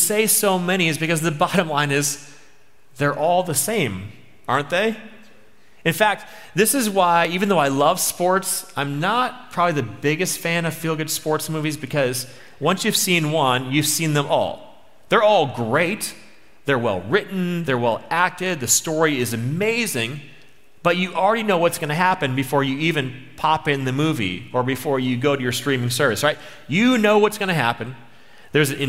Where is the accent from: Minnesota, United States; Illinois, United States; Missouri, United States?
Minnesota, United States; I'm from Minnesota